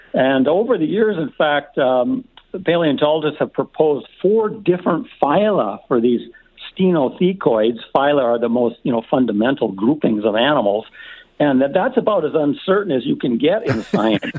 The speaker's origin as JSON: {"language": "English", "town": "Edmonton", "region": "Alberta", "country": "Canada", "tie": "born or raised there", "lives_now": "Calgary, Canada", "said": "I grew up in Edmonton listening to CHED Radio"}